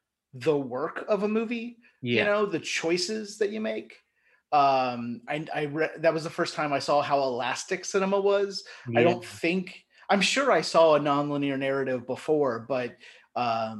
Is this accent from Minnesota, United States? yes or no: no; Erlanger, Kentucky, United States; growing up in Northern Kentucky